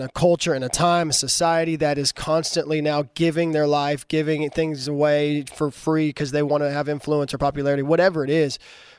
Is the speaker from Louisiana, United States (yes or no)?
yes; Cajun, Louisiana, United States; I'm a Cajun.